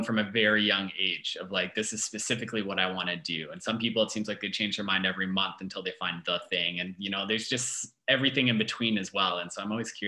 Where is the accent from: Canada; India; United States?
Canada; Calgary, Alberta; born and raised in Calgary